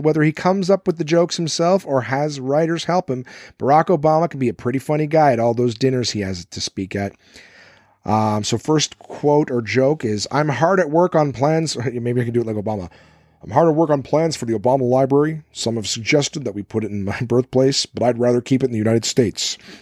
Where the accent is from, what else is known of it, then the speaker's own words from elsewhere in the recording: Canada; I'm Canadian